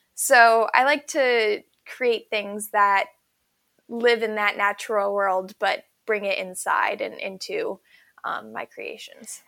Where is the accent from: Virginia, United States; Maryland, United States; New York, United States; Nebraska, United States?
Maryland, United States; Ellicott City; I grew up in Maryland in a place called Ellicott City on a tiny little farm.